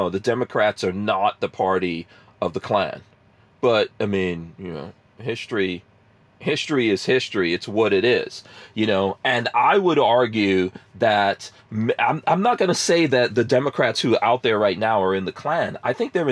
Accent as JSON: {"language": "English", "town": "New York City", "region": "New York", "country": "United States", "tie": "born or raised there", "also_born_or_lived": "New Jersey", "moved": "as an adult", "lives_now": "Florida, United States", "said": "I grew up in New York City"}